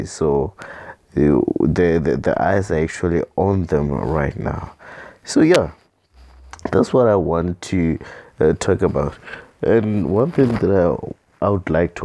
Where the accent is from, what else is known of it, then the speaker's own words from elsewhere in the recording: South Africa; as the South African citizens